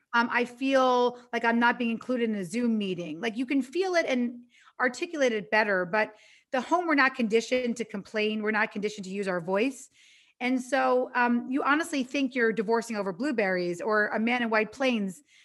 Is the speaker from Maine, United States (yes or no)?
no; New York, United States; now in Los Angeles, United States; I'm from New York, but I live in L